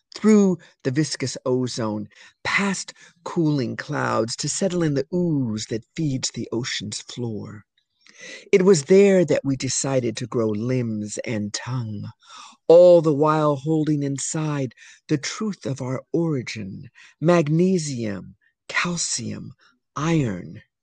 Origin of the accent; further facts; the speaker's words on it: California, United States; moved away; also born or lived in New York City; I'm from California